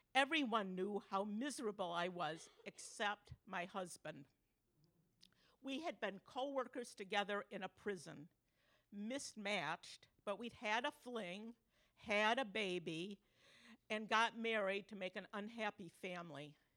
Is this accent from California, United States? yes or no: no; Grand Rapids, Michigan, United States; I was from Grand Rapids, a mere 30 miles away